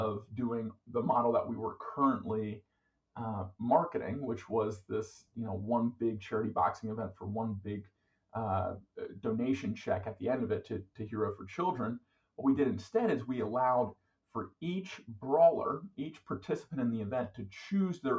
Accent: Philadelphia, Pennsylvania, United States; moved away; also born or lived in Georgia; I was born in Philadelphia, Pennsylvania

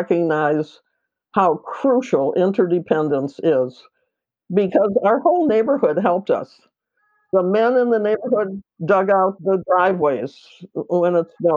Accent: Rochester, New York, United States; moved away as an adult; I came from Rochester, New York, all the way out here

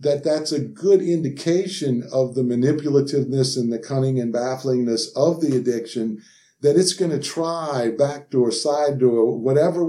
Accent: New Orleans, Louisiana, United States; I'm from Louisiana and grew up in New Orleans

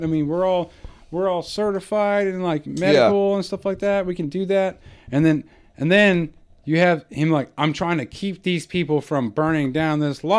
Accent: Texas, United States; I grew up in Texas

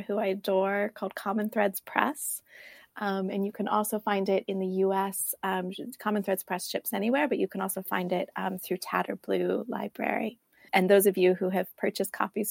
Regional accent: right outside of San Francisco, California, United States; I grew up right outside of San Francisco in California.

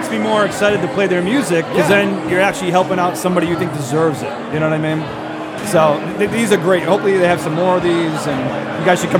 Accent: Pawtucket, Rhode Island, United States; Right in Pawtucket, right in my hometown, the Bucket.

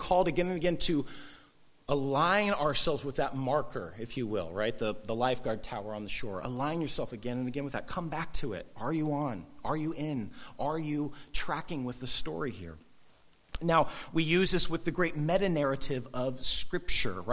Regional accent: Southern California, United States; I grew up surfing in Southern California

